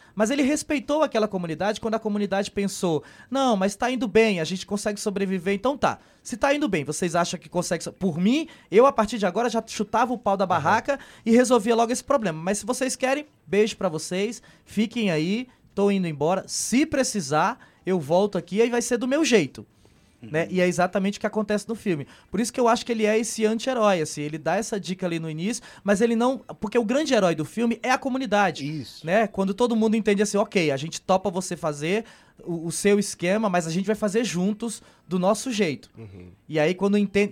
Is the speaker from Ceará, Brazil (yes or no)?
yes; Ceará, Brazil; quando saio do Ceará, que chego no Sudeste como ator nordestino, sou questionado pelo meu sotaque